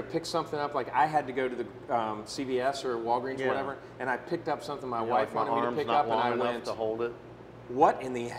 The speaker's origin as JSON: {"language": "English", "town": "Detroit", "region": "Michigan", "country": "United States", "tie": "born or raised there", "moved": "yes", "said": "I was born in Detroit"}